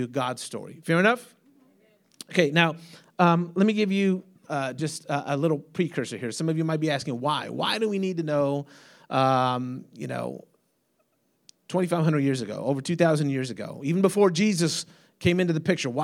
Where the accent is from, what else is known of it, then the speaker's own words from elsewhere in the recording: United States; I'm an American.